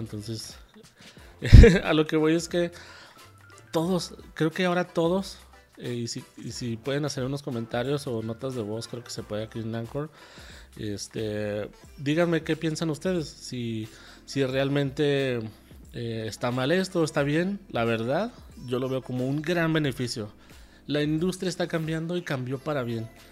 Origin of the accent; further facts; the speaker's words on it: Ciudad Juárez, Chihuahua, Mexico; moved away as an adult; also born or lived in Mexico City; regresaba a mi pueblo en Ciudad Juárez